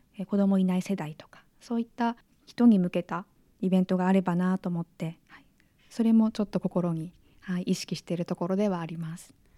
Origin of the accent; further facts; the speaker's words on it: Nagano, Japan; moved away; 長野県出身